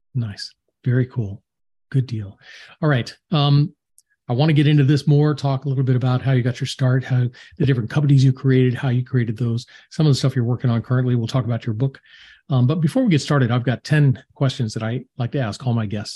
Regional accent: Atlanta, Georgia, United States; people from my hometown

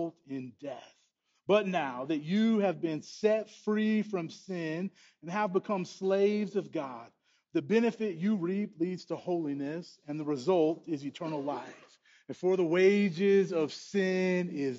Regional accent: United States; as American people

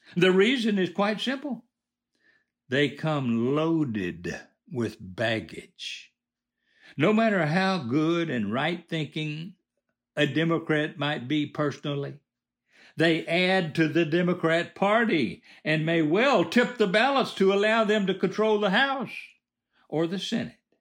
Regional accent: United States; I was born in America

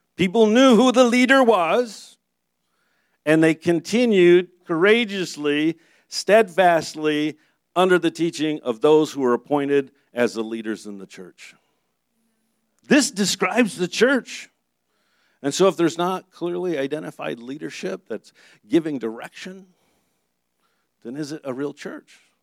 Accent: Michigan, United States; moved away; I'm from Michigan

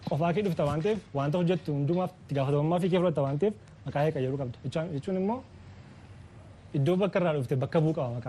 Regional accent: Nekemte, Oromia, Ethiopia; Kan dhaladde magaalaa naqamtee

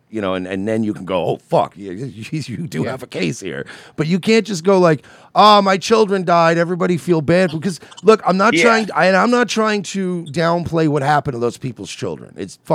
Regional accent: Long Island, New York, United States; I grew up in New York. I was in New York when 9/11, not in the city, but I lived on Long Island.

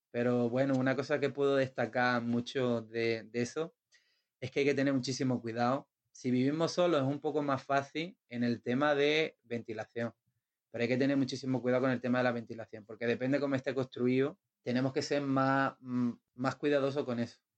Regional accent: Spain; now in Portugal; ahora estoy aquí en Portugal y tenía intenciones de volverme a España por unas cosillas y demás. Y bueno, ahora supongo que me tocará volver a mi

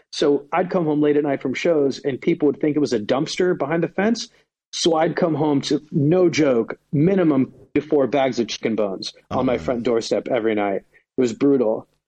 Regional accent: United States; also born or lived in Sweden; I went to college in Sweden, even though I'm from America

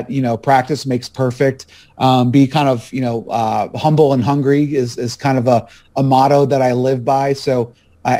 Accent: Buffalo, New York, United States; moved away as an adult; now in Raleigh, United States; I was born and raised up there in Buffalo

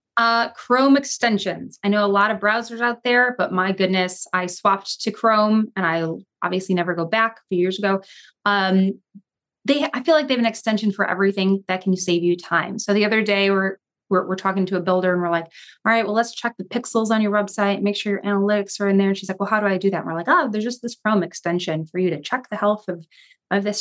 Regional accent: Chicago, Illinois, United States; in the suburbs, which I was from

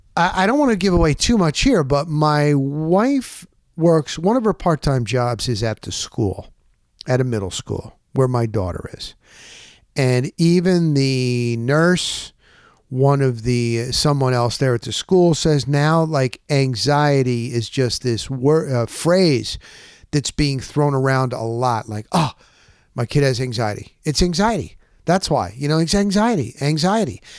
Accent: New Jersey, United States; moved away; We're from New Jersey

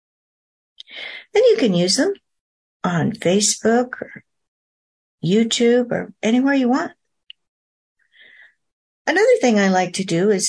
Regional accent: North Oregon coast, United States; I grew up on the North Oregon coast

